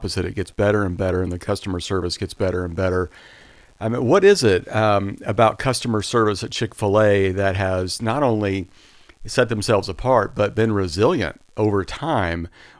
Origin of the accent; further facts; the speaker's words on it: Wichita, Kansas, United States; moved away; they were in our town in Wichita, Kansas